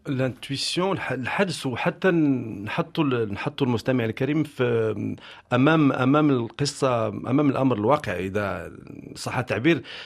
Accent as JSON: {"language": "Arabic", "country": "Morocco", "tie": "born or raised there", "moved": "as an adult", "lives_now": "France", "said": "هاجرت من من بلادي المغرب"}